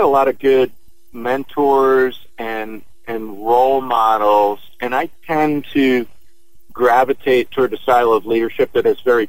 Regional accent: Long Island, New York, United States; moved away as an adult; I was growing up on Long Island

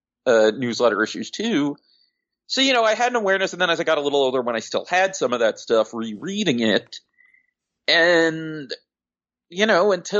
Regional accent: Long Island, New York, United States; I'm from Long Island, even though I was a little kid at the time

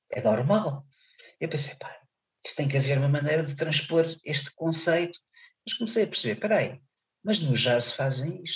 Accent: Seixal, Setúbal, Portugal; Conselho de Seixal, que, é, que, hum. que está, é a minha terra

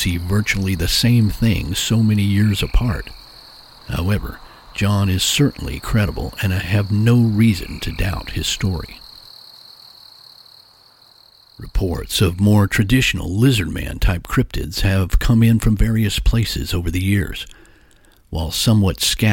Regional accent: Texas, United States; my home state of Texas

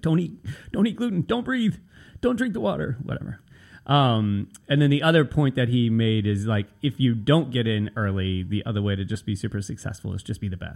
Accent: Nashville, Tennessee, United States; also born or lived in Brooklyn, New York; now in New York, United States; when I was a kid growing up in Nashville

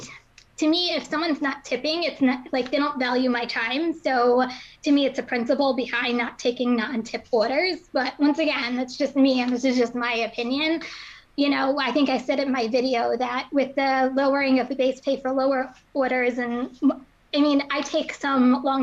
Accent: Somerville, New Jersey, United States; also born or lived in Pennsylvania; I grew up in Somerville, New Jersey, which is like central Jersey by like the Bridgewater area. So I was born and raised there.

